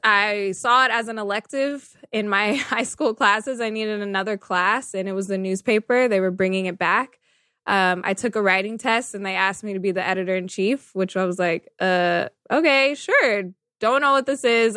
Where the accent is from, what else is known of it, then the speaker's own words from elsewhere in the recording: Sacramento, California, United States; I was born and raised in Sacramento, California, so NorCal